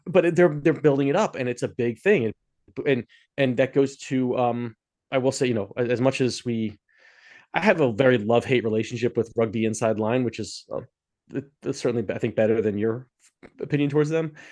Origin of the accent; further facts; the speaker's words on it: Philadelphia, Pennsylvania, United States; I'm from Philadelphia